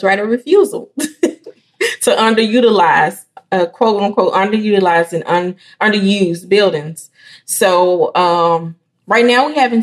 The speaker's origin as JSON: {"language": "English", "town": "Elaine", "region": "Arkansas", "country": "United States", "tie": "born or raised there", "said": "I'm from Elaine, Arkansas. I was a part of the last graduating class out of that district."}